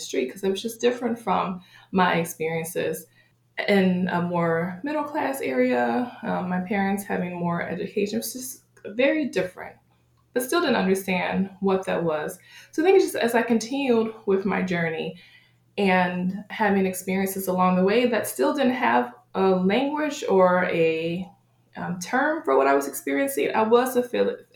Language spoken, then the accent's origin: English; Buffalo, New York, United States; I grew up in Buffalo, New York, Western New York area, but my family is originally from Beckley, West Virginia.